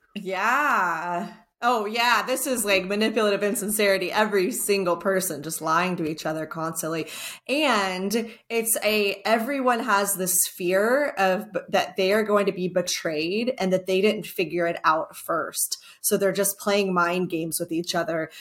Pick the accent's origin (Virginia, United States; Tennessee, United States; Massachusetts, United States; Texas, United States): Texas, United States; I'm also Texan